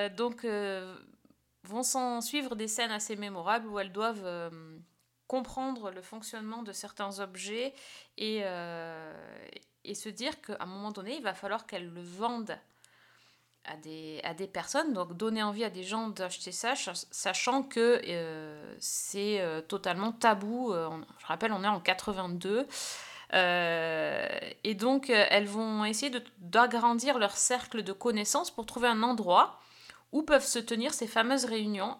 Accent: France; chez nous en France

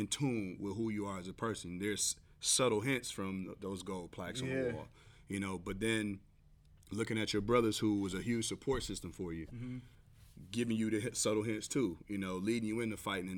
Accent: East Cleveland, Ohio, United States; I'm from East Cleveland.

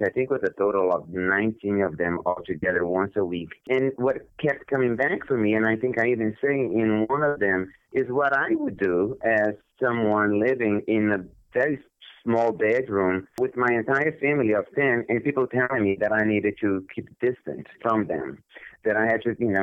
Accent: Brazil; moved away as an adult; I was born in Brazil many, many years ago, and I basically lived in Brazil for my entire childhood and my adolescence

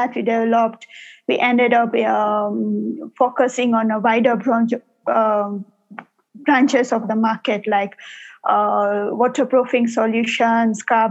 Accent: Nairobi, Kenya; I'm born and brought up in Nairobi, Kenya

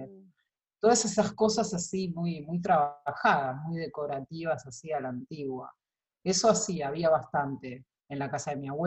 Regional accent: Buenos Aires, Argentina; en un barrio muy cerca, en el barrio de, de Boedo, eh, en realidad Almagro en ese momento. Eh, mis padres alquilaban un departamento en la calle Pelufo.

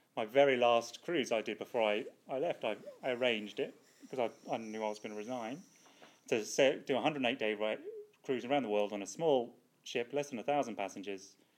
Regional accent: United Kingdom; now in Australia; as a Brit abroad

